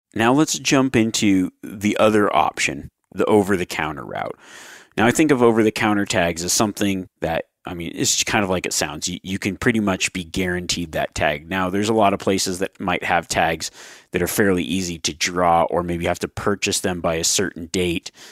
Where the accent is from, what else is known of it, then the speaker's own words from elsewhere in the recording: Nevada, United States; my Nevada tags that are coming out, but that, that's my home state